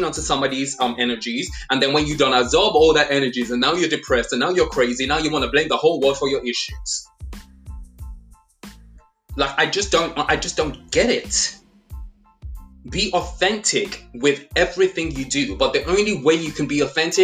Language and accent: English; Nigeria; also born or lived in England; I was born in England, but I grew up in Nigeria